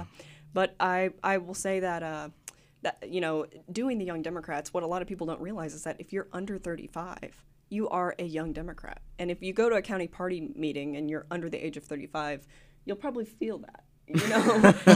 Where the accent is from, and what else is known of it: Gravette, Arkansas, United States; born or raised there; also born or lived in Hope, Arkansas / Smackover, Arkansas